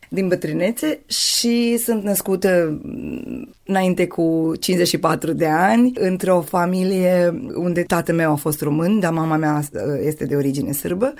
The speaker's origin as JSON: {"language": "Romanian", "town": "Torak", "region": "Vojvodina", "country": "Serbia", "tie": "born or raised there", "moved": "as an adult", "lives_now": "Idvor, Serbia", "said": "între satul meu și între mine"}